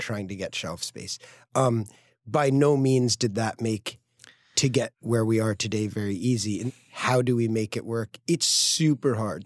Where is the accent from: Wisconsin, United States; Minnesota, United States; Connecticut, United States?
Connecticut, United States; Greenwich; moved away as an adult; also born or lived in San Francisco / upstate New York; Greenwich Point, where I grew up in Connecticut